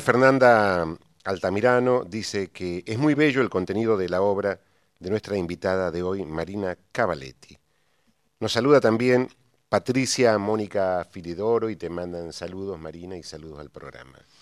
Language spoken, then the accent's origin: Spanish; Santiago del Estero, Argentina; yo soy santiagueño y los santiagueños no nos quedamos atrás